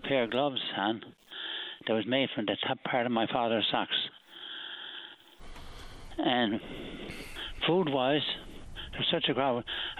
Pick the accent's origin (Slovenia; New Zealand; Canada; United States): Canada; St. John's, Newfoundland and Labrador; I grew up in Bannerman Street there.